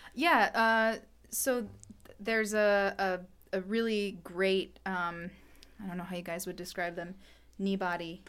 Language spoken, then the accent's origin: English; Portland, Maine, United States; I was from Portland